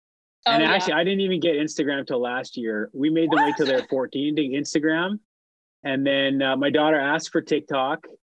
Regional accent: Powell River, British Columbia, Canada; moved away as an adult; also born or lived in Winnipeg / Vancouver; My hometown, Powell River.

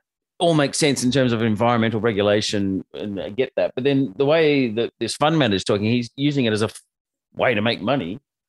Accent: Australia; I'm an Aussie

